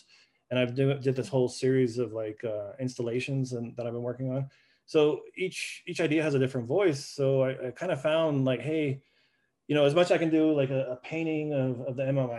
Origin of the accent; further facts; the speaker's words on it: Southwest, United States; Well, I grew up in the Southwest art world.